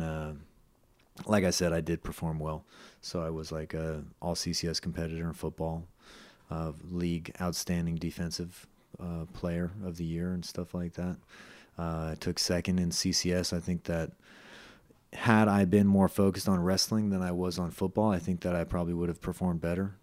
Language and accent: English; Los Gatos, California, United States; also born or lived in San Jose, California; I grew up partially in Los Gatos, partially in San Jose